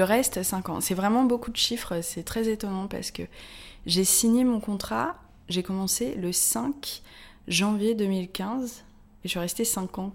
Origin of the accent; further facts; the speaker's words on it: Paris, Île-de-France, France; je suis parisienne je suis journaliste